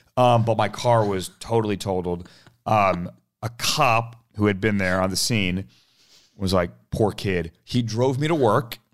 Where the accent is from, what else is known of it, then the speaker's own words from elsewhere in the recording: United States; I grew up in Washington, outside Washington, um, grew up around politics